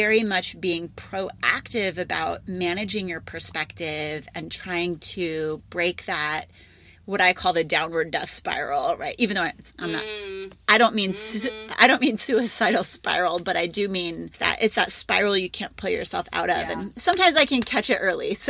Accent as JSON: {"language": "English", "region": "Midwest", "country": "United States", "said": "I'm a Midwesterner."}